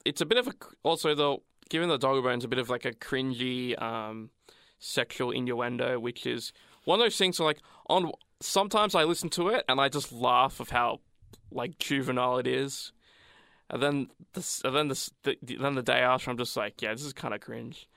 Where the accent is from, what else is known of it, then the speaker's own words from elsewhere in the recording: Australia; I'm Australian.